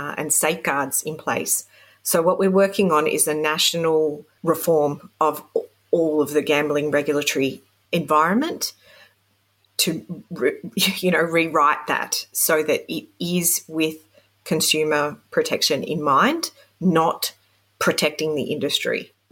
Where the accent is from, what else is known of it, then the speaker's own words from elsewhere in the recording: Sydney, New South Wales, Australia; now in Canberra, Australia; I was growing up in Sydney, which is the pokey capital of the world.